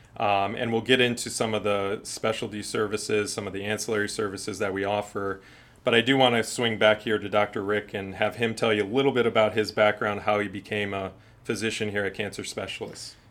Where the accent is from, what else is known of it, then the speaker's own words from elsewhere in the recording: Ashtabula, Ohio, United States; also born or lived in Chicago, Illinois; now in Florida, United States; I grew up in Ashtabula, Ohio. It's a, a city in northeast Ohio near Cleveland.